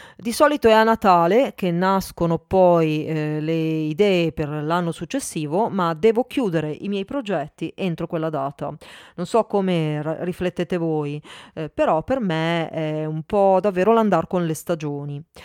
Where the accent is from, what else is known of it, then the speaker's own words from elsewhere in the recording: Milan, Lombardy, Italy; now in Turin, Italy; sono nata a Milano, abito a Torino